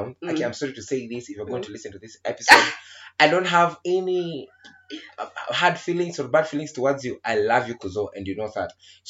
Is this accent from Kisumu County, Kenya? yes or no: no; Nairobi, Kenya; we are from Nairobi